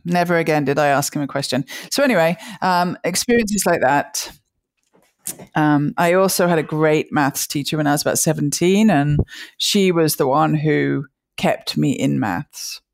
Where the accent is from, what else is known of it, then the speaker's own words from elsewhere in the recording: near Birmingham, West Midlands, United Kingdom; moved away as an adult; also born or lived in Liverpool / London; now in United States; I grew up in the center of England, uh, near a town called Birmingham